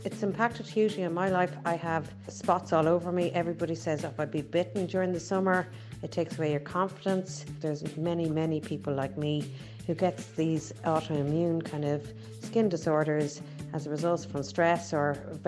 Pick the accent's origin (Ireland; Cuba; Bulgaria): Ireland; Dublin, Leinster; I'm from Dublin.